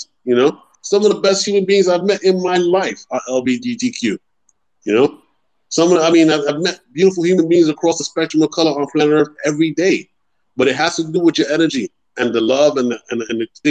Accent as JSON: {"language": "English", "town": "New York City", "region": "New York", "country": "United States", "moved": "yes", "lives_now": "Panama", "said": "I'm from the Bronx, too. Boricua, we represent"}